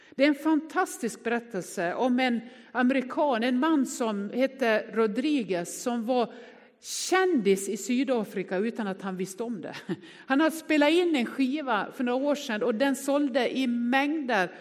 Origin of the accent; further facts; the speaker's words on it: Västerdalarna, Dalarna County, Sweden; Jag är från Västerdalarna